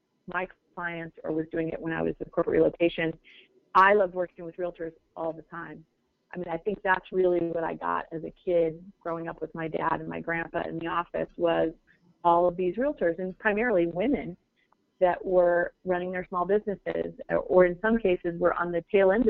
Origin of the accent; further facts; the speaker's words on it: Phoenix, Arizona, United States; I grew up actually in Moon Valley